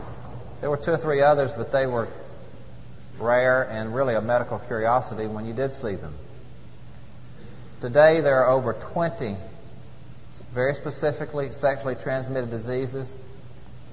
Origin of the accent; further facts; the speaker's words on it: Atlanta, Georgia, United States; my home state of Georgia and Atlanta